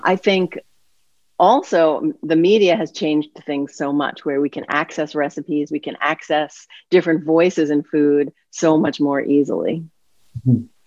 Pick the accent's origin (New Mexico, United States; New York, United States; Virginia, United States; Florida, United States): New York, United States; New York City; I grew up in New York City